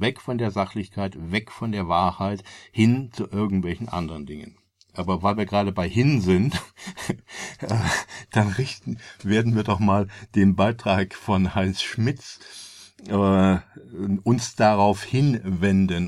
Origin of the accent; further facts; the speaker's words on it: Germany; als Deutscher